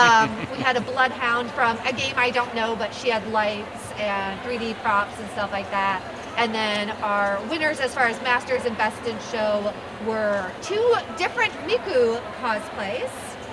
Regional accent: upstate New York, United States; moved away; I grew up in upstate New York.

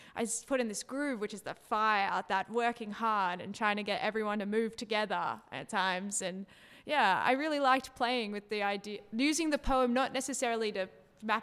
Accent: Sydney, New South Wales, Australia; I'm from Sydney

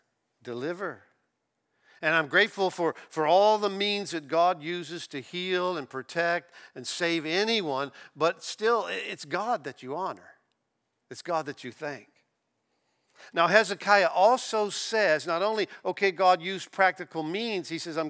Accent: Florida, United States; also born or lived in Kansas City, Missouri; I'm from Florida, I've lived here all my life

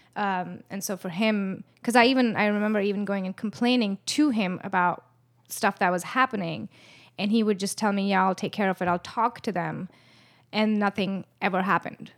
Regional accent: India; moved away as an adult; now in Los Angeles, United States; I was born in L A, but I was brought up in India

